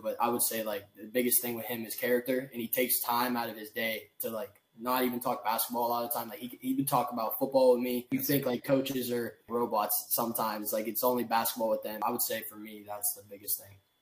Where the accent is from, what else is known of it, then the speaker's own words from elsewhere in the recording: Pittsburgh, Pennsylvania, United States; I'm from Pittsburgh.